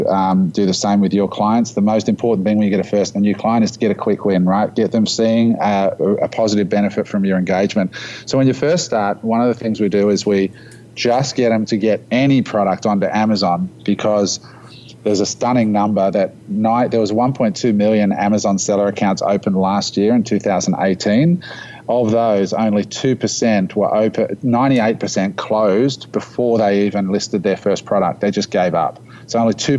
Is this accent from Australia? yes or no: yes; Australia; we live in this little country down under of 25 million people